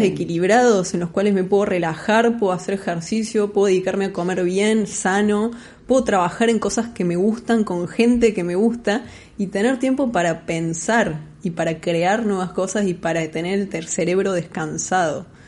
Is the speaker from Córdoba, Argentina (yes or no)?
yes; Córdoba, Argentina; moved away as an adult; now in Buenos Aires, Argentina; argentina cordobesa, viviendo en Buenos Aires hace seis años aproximadamente